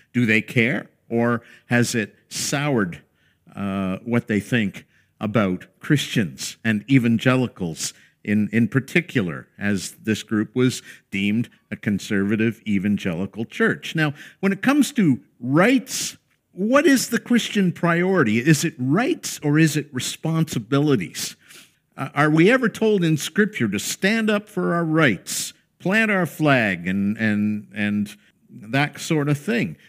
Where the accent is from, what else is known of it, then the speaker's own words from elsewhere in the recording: Canada; we hold as Canadian citizens